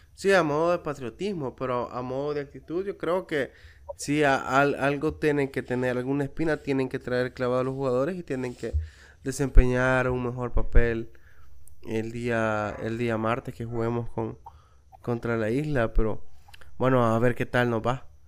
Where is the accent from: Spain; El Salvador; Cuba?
El Salvador; yo también soy salvadoreño